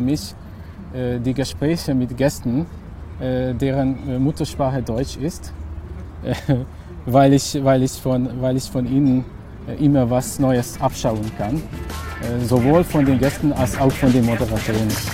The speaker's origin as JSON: {"language": "German", "area": "village near Subotica", "region": "Vojvodina", "country": "Serbia", "tie": "born or raised there", "second_language": "German", "moved": "as an adult", "lives_now": "Hungary", "said": "ich bin in Bochum aufgewachsen, also in einem Dorf, das in der Nähe von Subotica liegt."}